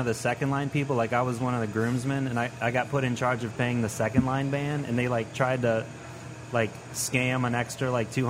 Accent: New Orleans, Louisiana, United States; now in Gretna, United States; I'm actually from Uptown.

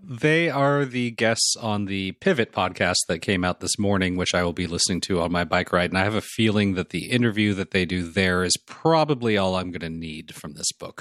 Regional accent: Los Angeles, California, United States; growing up in Los Angeles

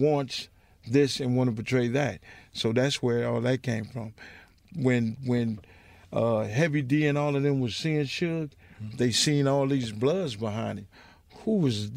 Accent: Compton, California, United States; I'm from Compton

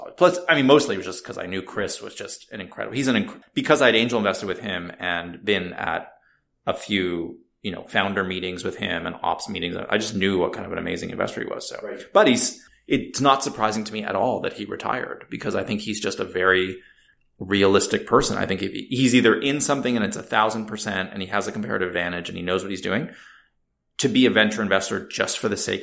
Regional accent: Canada; moved away as an adult; now in United States; being originally Canadian

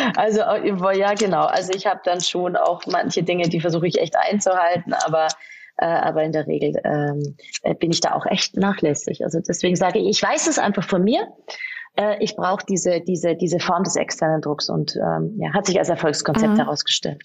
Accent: Munich, Bavaria, Germany; moved away as an adult; now in Salzburg, Austria; ich bin äh, eigentlich gebürtige Münchnerin und ich habe eigentlich mir äh, gedacht, boah, ich gehe nie aus München weg

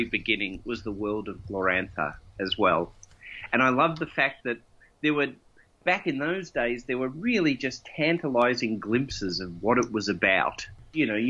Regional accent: Melbourne, Victoria, Australia; I grew up in Melbourne, and I did my formative years of being a role player in Melbourne

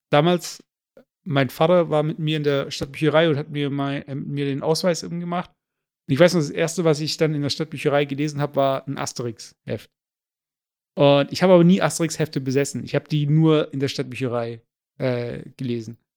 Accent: Turkey; weil ich habe ja kein Problem mit, ja, ich bin Türke und ja, äh, Kümmel ist halt ein Gewürz

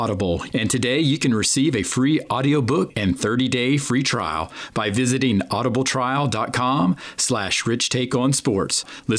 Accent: Georgia, United States; growing up in Georgia

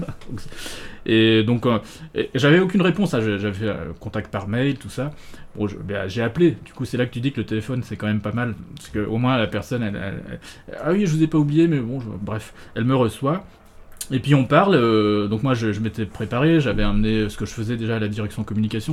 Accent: Nancy, Grand Est, France; also born or lived in Hamburg / Alsace; je suis né à Nancy

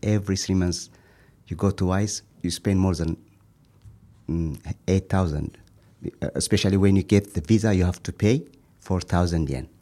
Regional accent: Ethiopia; moved away as an adult; now in Japan; I'm from Ethiopia.

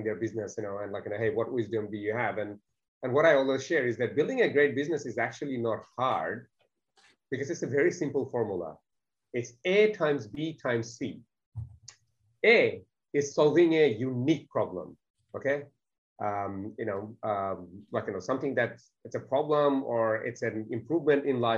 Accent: Bangladesh; English is a second language; now in Australia; I wasn't even born in Australia. English wasn't in my first language. I didn't even see a computer till the age of 16. I consider myself to be extremely fortunate for the ticket in life I have been given, coming from a country called Bangladesh

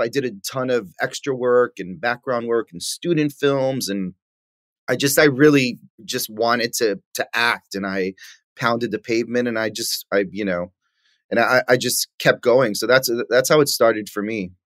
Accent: New York City, New York, United States; moved away; growing up in New York

